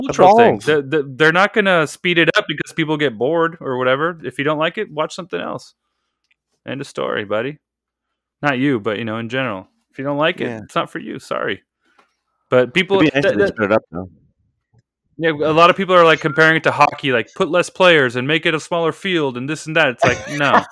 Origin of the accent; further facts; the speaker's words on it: Argentina; moved away; I'm from Argentina originally